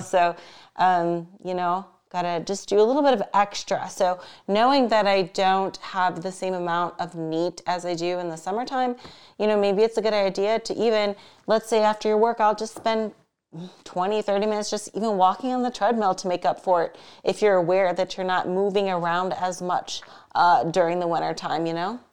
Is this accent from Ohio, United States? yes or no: yes; Ohio, United States; now in Las Vegas, United States; my home state of Ohio